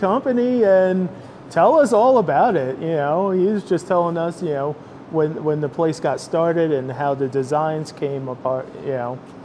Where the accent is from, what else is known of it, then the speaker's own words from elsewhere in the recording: New Jersey, United States; moved away; I'm from New Jersey